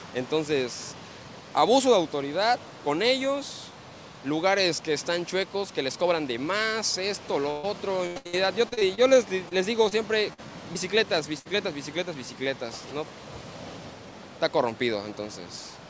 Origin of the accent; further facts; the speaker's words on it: Campeche, Mexico; moved away as an adult; also born or lived in Cancún / Playa del Carmen / Tulum; now in Quintana Roo, Mexico; yo soy este, originario del estado de Campeche